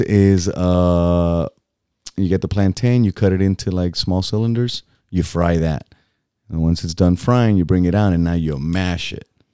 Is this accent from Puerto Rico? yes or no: yes; Boquerón, Puerto Rico; moved away; my hometown